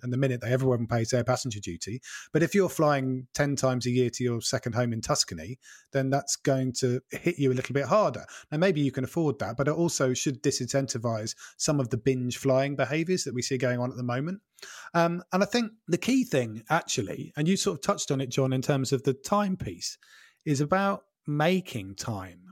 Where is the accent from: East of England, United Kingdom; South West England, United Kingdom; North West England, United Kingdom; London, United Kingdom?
East of England, United Kingdom; Norfolk; moved away as an adult; also born or lived in Wales / Scotland; I grew up in Norfolk